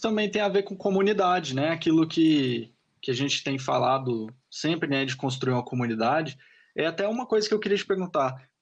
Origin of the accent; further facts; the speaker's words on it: Goiânia, Goiás, Brazil; eu sou de Goiânia